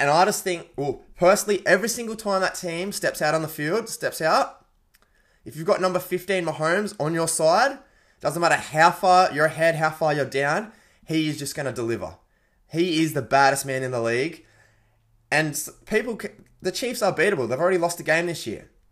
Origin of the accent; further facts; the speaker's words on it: Penrith, New South Wales, Australia; born and bred in the West, mate. Was born in Penrith